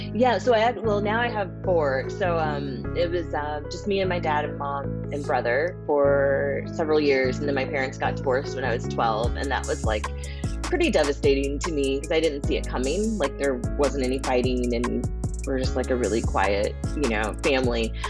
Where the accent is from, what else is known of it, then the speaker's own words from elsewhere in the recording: Springfield, Missouri, United States; I grew up in the Midwest. I grew up in Springfield, Missouri